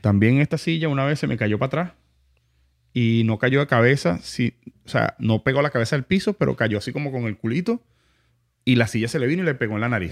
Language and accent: Spanish; Venezuela; also born or lived in Montalbán, Caracas; now in United States; somos venezolanos